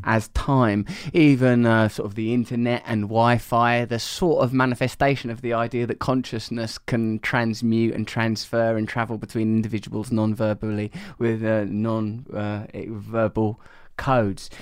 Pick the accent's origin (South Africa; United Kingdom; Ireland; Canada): United Kingdom; Essex, East of England; I am from Essex